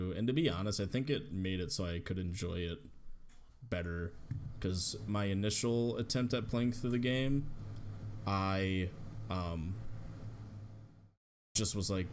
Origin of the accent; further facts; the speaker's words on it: Wisconsin, United States; we're from Wisconsin